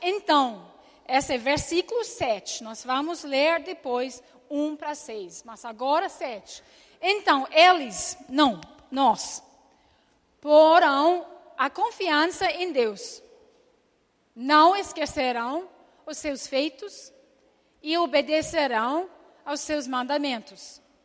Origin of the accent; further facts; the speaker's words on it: Scotland, United Kingdom; Portuguese is a second language; moved away as an adult; eu nasci na Escócia